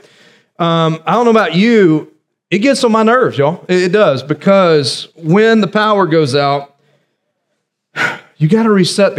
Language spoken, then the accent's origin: English; South Carolina, United States; when I was growing up in December, there was a possibility of snow here in South Carolina